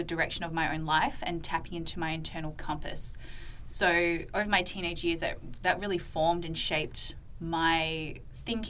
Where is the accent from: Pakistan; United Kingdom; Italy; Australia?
Australia; Perth, Western Australia; moved away as an adult; now in Redding, United States; I am Australian. I was born and raised in Perth, Western Australia.